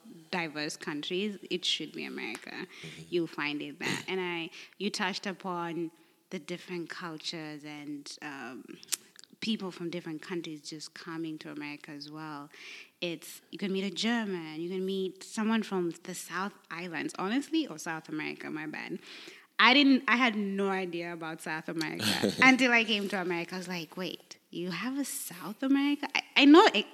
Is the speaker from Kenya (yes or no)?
yes; Kenya; now in United States; as a Kenyan